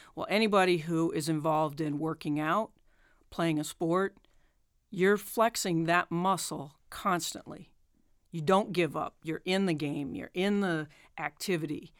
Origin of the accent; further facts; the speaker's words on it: Boulder, Colorado, United States; moved away; I grew up in Boulder, Colorado